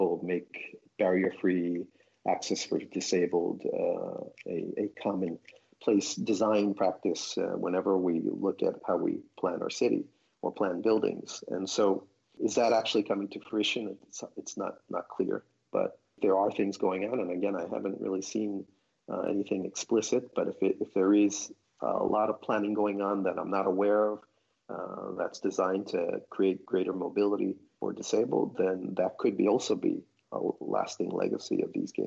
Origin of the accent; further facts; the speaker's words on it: United States; now in Japan; I'm an American and living in Japan